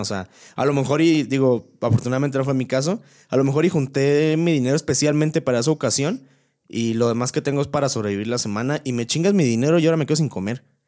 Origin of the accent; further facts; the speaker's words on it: Querétaro, Mexico; soy de aquí